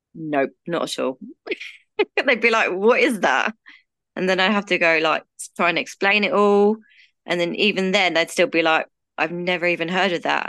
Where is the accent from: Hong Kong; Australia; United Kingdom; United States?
United Kingdom; I'm from the U K, as you can probably tell from my accent